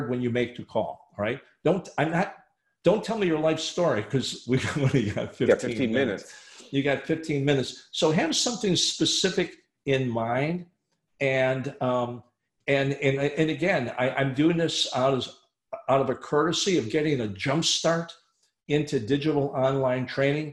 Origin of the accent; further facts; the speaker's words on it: Chicago, Illinois, United States; moved away; Chicago is my hometown